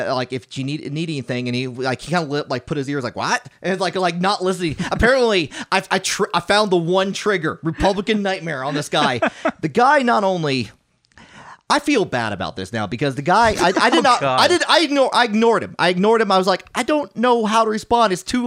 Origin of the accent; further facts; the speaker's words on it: Tennessee, United States; I know. It's like, and first of all, I'm from Tennessee. I don't like apparently I sound Yankee.